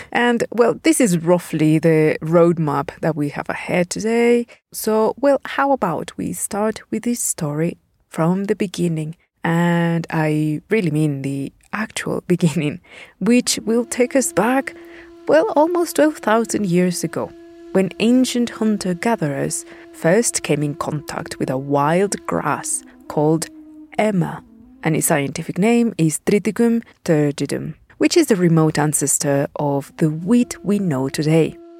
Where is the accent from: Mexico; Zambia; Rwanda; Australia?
Mexico; Puebla; my hometown of Puebla